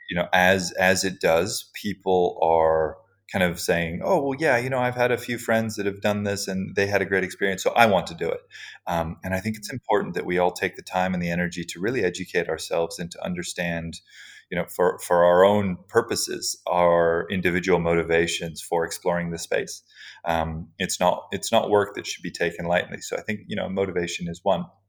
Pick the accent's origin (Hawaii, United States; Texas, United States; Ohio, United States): Hawaii, United States; I grew up in Hawaii